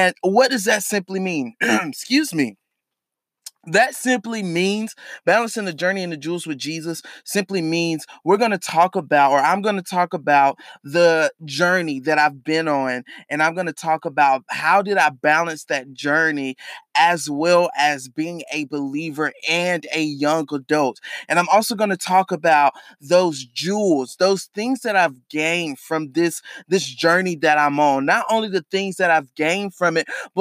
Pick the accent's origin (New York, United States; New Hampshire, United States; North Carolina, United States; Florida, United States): North Carolina, United States; Charlotte; I am from Charlotte, North Carolina